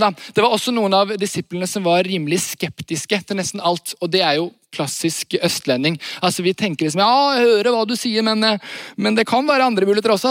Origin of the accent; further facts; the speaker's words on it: Varhaug, Rogaland, Norway; Jeg kommer fra Vahaug